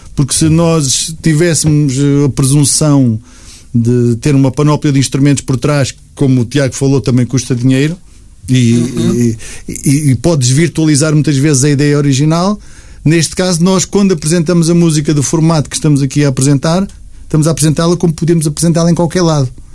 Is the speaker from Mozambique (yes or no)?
no; Almada, Lisbon, Portugal; also born or lived in Luxembourg; sou da Almada, Lisboa, é perto.